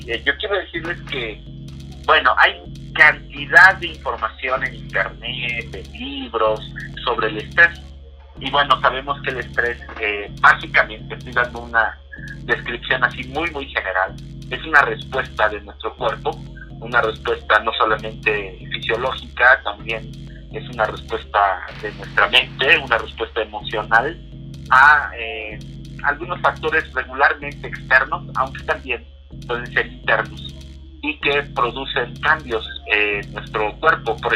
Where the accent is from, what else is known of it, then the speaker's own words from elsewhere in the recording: Mexico City, Mexico; born there; yo nací en la Ciudad de México, tengo 39 años